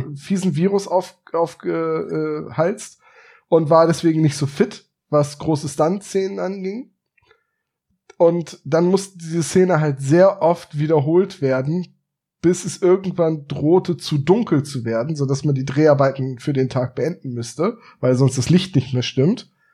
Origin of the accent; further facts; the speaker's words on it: Bremen, Germany; gebürtiger Bremer